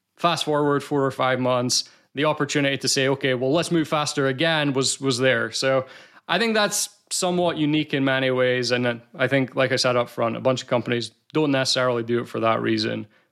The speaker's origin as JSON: {"language": "English", "region": "Scotland", "country": "United Kingdom", "accent": "Scottish", "said": "I'm from Scotland"}